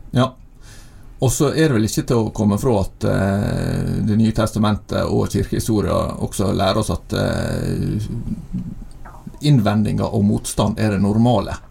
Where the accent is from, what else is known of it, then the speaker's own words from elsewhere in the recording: Søre Sunnmøre, Møre og Romsdal, Norway; now in Bergen, Norway; jeg kommer fra Søre Sunnmøre, da, ikke Nordre